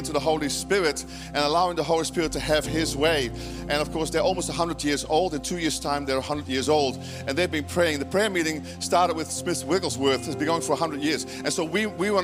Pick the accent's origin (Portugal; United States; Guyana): Guyana; Georgetown; now in New Zealand; I was born in South America in British Guiana, right, in Georgetown.